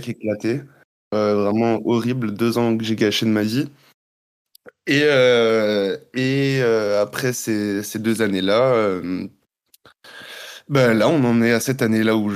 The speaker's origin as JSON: {"language": "French", "region": "Guadeloupe", "country": "France", "also_born_or_lived": "Montreal, Canada", "moved": "as an adult", "said": "Euh, je suis parti à 18 ans de Guadeloupe. je suis allé faire 4 ans à Montréal, donc un peu loin."}